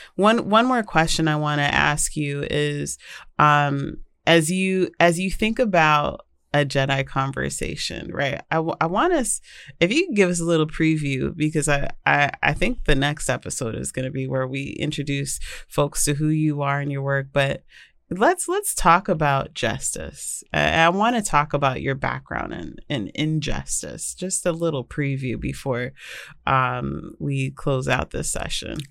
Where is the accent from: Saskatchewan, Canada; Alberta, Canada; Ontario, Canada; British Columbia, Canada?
British Columbia, Canada; Vancouver; now in United States; I grew up in Vancouver, British Columbia